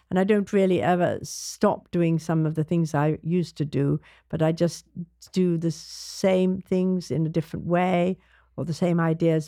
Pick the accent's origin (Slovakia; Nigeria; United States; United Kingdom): United Kingdom; London; I grew up in London